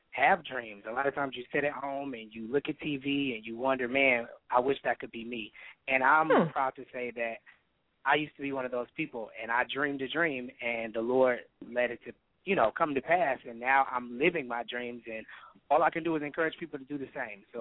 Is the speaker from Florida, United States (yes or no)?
no; Detroit, Michigan, United States; now in Washington, D.C., United States; I'm originally from Detroit, but I've been in D.C. for about